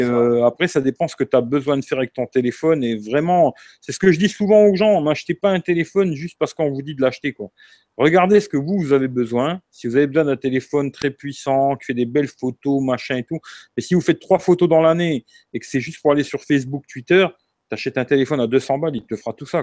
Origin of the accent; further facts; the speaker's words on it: Marseille, Provence-Alpes-Côte d'Azur, France; je suis Marseillais